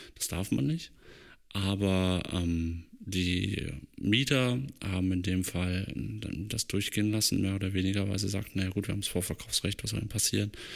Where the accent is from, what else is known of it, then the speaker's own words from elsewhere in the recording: Germany; now in Leipzig, Germany; ich bin ja in der Eifel aufgewachsen und meine Familie wohnt noch dort